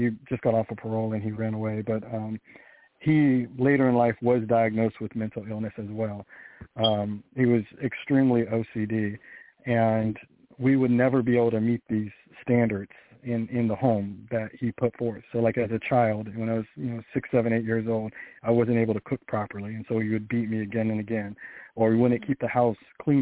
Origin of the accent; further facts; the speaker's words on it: Sacramento, California, United States; now in Missouri, United States; I grew up in Sacramento, California.